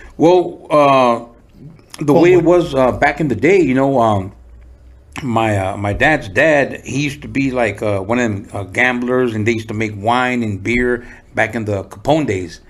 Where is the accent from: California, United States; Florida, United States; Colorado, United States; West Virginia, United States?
California, United States; San Diego; also born or lived in Tijuana, Mexico; I was four, and uh, we moved to San Diego